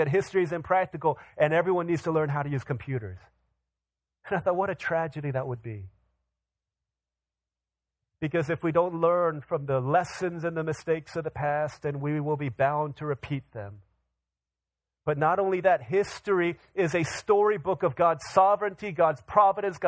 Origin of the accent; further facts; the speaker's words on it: Washington, District of Columbia, United States; I grew up in the Washington, D.C. area.